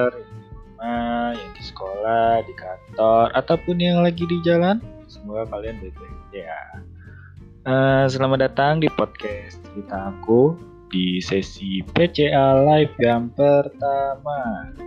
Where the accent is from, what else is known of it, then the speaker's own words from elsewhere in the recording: Bogor, West Java, Indonesia; asal gue dari Bogor ya